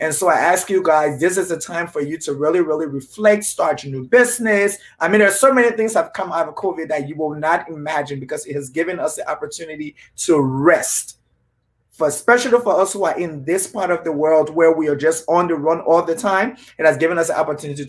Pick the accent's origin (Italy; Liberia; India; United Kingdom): Liberia; moved away; we, some of us who probably were born and raised in Liberia